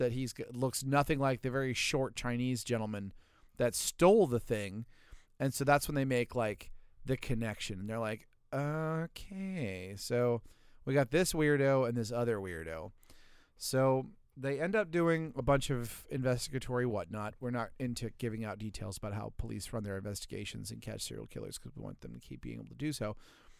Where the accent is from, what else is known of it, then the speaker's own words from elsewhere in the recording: Wales, United Kingdom; I'm Welsh, and I say that all